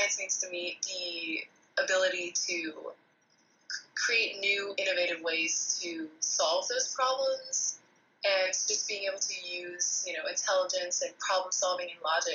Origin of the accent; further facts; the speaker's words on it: Texas, United States; I've grown up going to rodeos, grown up eating Tex-Mex, grown up, you know, being a Texan.